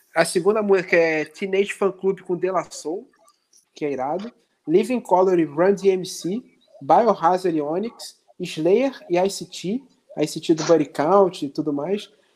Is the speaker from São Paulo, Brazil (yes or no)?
no; Nova Iguaçu, Rio de Janeiro, Brazil; eu sou de Nova Iguaçu e sou preto